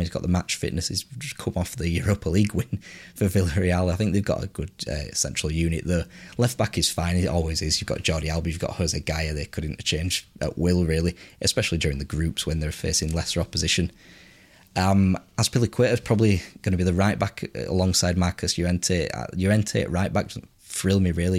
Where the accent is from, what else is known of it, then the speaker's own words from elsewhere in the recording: England, United Kingdom; as you can tell by my voice, I'm English